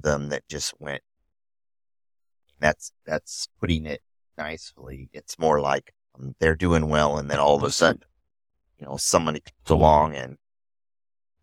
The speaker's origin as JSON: {"language": "English", "region": "Midwest", "country": "United States", "accent": "nasally Midwest", "said": "I am from the Midwest, so apparently we have a nasally sound"}